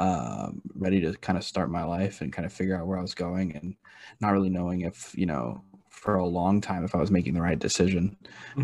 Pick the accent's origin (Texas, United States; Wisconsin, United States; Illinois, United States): Texas, United States; Houston; moved away as an adult; now in Kentucky, United States; I was born and raised in Houston, and I'm a very proud like Houstonian.